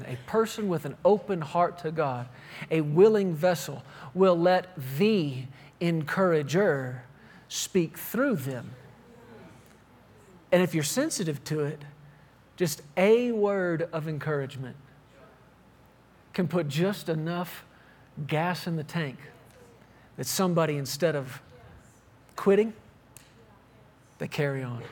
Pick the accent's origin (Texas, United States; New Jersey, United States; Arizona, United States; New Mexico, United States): Texas, United States; I grew up in Texas